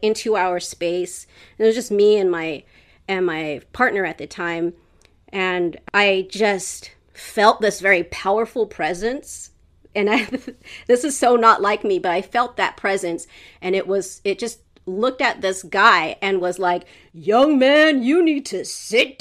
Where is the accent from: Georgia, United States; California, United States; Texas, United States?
California, United States; Los Angeles; I am from Los Angeles, California